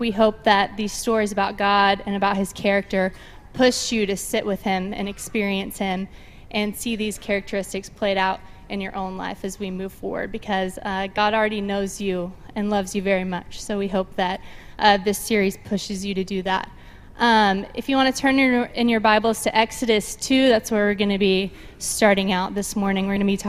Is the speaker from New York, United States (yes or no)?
no; Nashville, Tennessee, United States; moved away as an adult; We are both from the Nashville area, from Middle Tennessee. We both went to Lipscomb University in Nashville